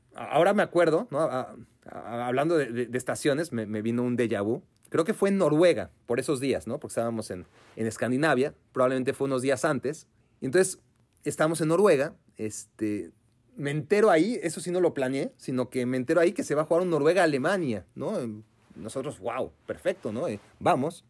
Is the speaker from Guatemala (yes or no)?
no; Mexico; Venimos desde México